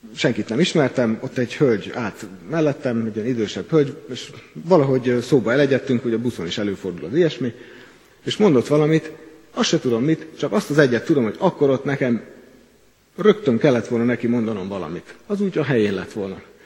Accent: Kecskemét, Bács-Kiskun, Hungary; Kecskeméti vagyok, ennek a gyülekezetnek presbitere

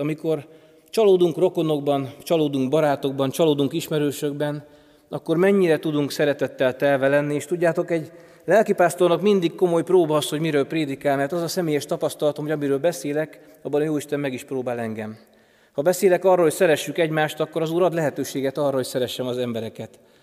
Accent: foot of Tokaj Hill, Borsod-Abaúj-Zemplén, Hungary; Én helyben nőttem fel, Tokaj hegy alján

